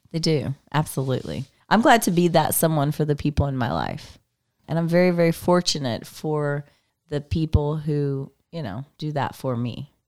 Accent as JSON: {"language": "English", "region": "Texas", "country": "United States", "said": "I'm from Texas."}